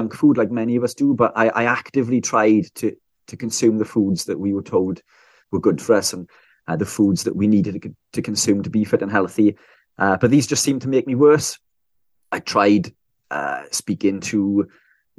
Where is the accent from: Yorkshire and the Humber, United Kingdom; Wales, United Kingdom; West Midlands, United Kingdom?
Wales, United Kingdom; South; I'm from South Wales, UK